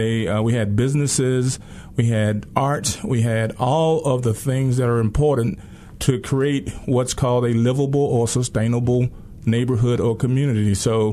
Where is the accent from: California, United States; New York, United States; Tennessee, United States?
Tennessee, United States; Memphis; I grew up in Orange Mound. Orange Mound is a rich community in terms of its history and in terms of the legacy of Orange Mound.